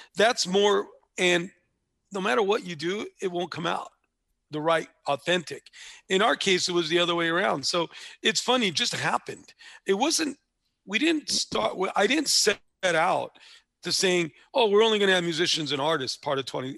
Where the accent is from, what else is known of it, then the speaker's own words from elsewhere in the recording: Los Angeles, California, United States; where I grew up in East Hollywood was probably three blocks from where Chavo grew up